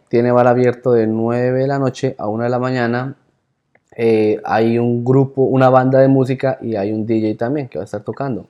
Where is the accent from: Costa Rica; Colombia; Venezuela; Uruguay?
Colombia; como todo buen colombiano